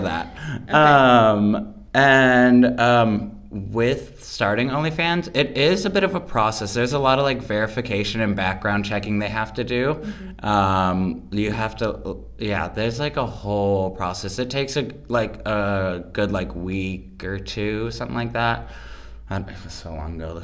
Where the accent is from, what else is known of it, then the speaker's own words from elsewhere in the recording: Los Angeles, California, United States; I am from Los Angeles, California